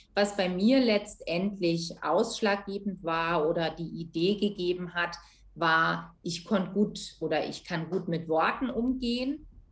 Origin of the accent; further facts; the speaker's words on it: southern Rhineland near Koblenz, Rhineland-Palatinate, Germany; moved away as an adult; also born or lived in Bayreuth; ich bin ursprünglich ähm, im Rheinland aufgewachsen, also mhm. südlich Rheinland in der Nähe von Koblenz, das ist in Rheinland-Pfalz